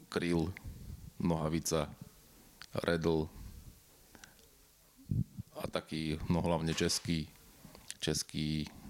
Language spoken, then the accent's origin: Slovak; Slovakia; ja som z Nového sadu hej a tam bola, v podstate dodnes je komunita Rómov, ktorí mastia na gitare po večeroch luxusne.